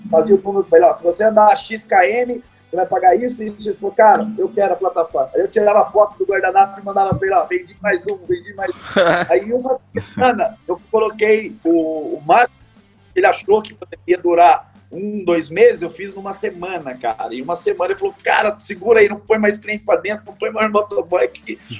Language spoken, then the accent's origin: Portuguese; São Paulo, Brazil; significa Vale do Paraíba, que somos do Vale do Paraíba